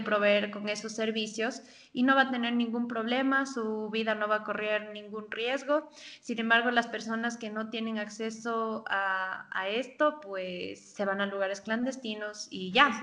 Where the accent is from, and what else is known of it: Ecuador